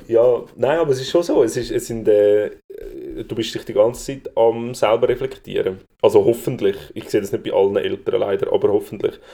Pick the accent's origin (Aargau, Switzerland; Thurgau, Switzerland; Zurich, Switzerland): Zurich, Switzerland; ich als Zürcher